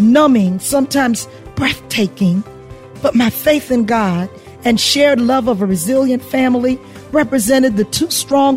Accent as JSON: {"language": "English", "town": "Hilton Head Island", "region": "South Carolina", "country": "United States", "tie": "born or raised there", "said": "I'm a country girl who was born and raised on Hilton Head Island, South Carolina"}